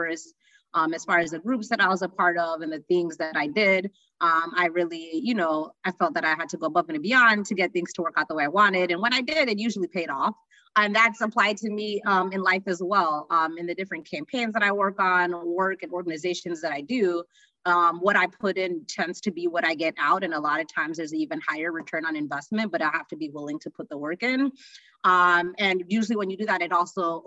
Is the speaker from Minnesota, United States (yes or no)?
yes; Minnesota, United States; I was from Minnesota